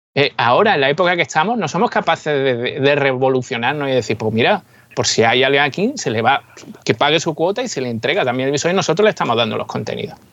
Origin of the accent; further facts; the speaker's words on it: Málaga area, Andalusia, Spain; mi tierra, de, la zona de Málaga, por aquí